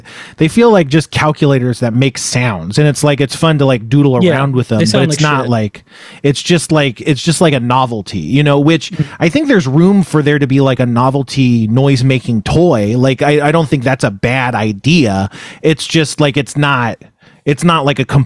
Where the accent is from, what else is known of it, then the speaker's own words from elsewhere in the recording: Moorpark, California, United States; I grew up in Moore Park, which is about a half hour and no traffic from